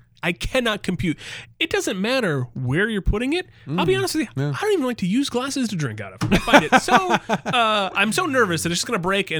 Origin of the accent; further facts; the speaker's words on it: Michigan, United States; moved away; I'm from Michigan.